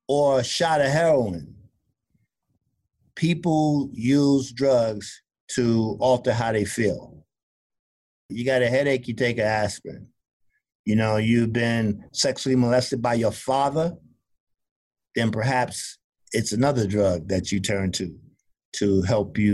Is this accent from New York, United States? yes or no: yes; New York City, New York, United States; moved away; also born or lived in South Carolina / Jamaica, Queens; I was raised in Brooklyn to start, and my first 10 years in New York were in Brooklyn.